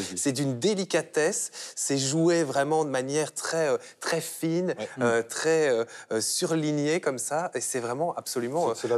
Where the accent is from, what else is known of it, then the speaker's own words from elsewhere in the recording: Belgium; en tant que Belge